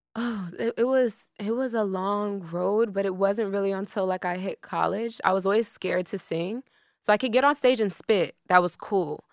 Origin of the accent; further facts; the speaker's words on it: Miami, Florida, United States; also born or lived in Broward County, Florida; I'm from Miami, Florida